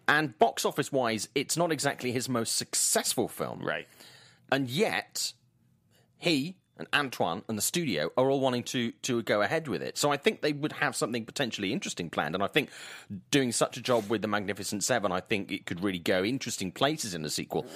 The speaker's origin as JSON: {"language": "English", "town": "Swansea", "region": "Wales", "country": "United Kingdom", "tie": "born or raised there", "accent": "Welsh lilt", "said": "my hometown of Swansea in South Wales"}